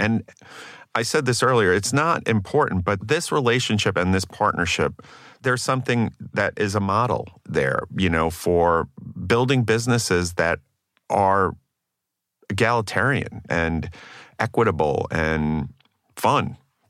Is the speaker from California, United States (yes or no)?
no; Staten Island, New York, United States; I'm from Staten Island, so I have such